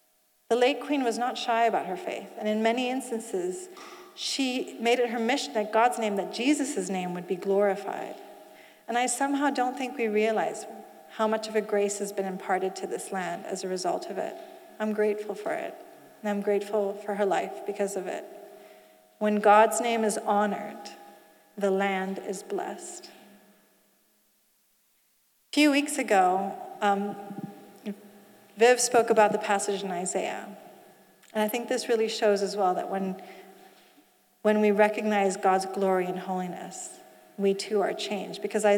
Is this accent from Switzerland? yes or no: yes; Switzerland; also born or lived in Asia; So you see, I didn't grow up in the UK. I grew up in Asia and Switzerland.